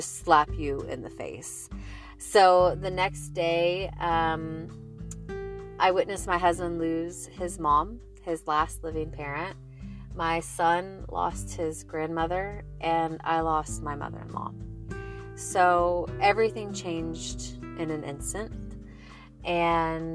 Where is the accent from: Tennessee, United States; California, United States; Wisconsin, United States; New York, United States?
Tennessee, United States; Nashville; also born or lived in Charleston, South Carolina / Statesboro, Georgia; I was born and raised in Nashville, Tennessee